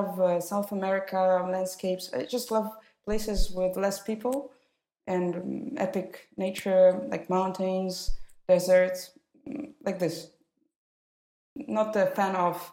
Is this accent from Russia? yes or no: yes; Moscow, Russia; English is a second language; All my 20 years I spent in Moscow, studying there. I was born there